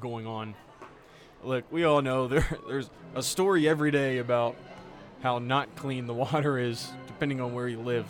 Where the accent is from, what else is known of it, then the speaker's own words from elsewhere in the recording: Charleston, West Virginia, United States; the job that I took in Charleston at WCHS. My first job out of college was a sports reporting job. I got lucky to do it in my hometown